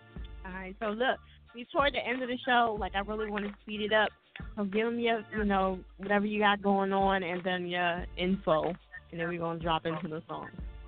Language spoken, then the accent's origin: English; New Jersey, United States; accent: Jersey; it's my Jersey accent.